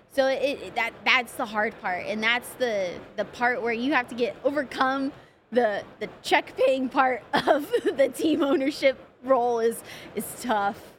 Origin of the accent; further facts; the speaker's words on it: Pomona, California, United States; I grew up in Pomona